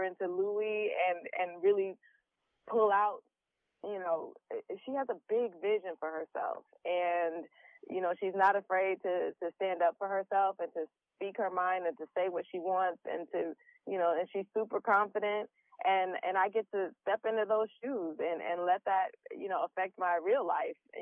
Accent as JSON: {"language": "English", "town": "Detroit", "region": "Michigan", "country": "United States", "tie": "born or raised there", "said": "I'm from Detroit, yes. So I, you know, am able to draw from, you know, some of my surroundings growing up"}